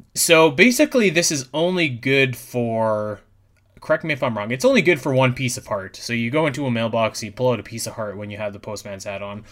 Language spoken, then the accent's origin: English; Canada; I'm from Canada.